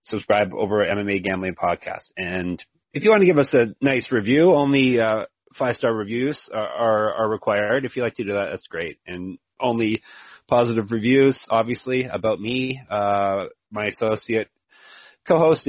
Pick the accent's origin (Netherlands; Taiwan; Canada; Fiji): Canada; I'm Canadian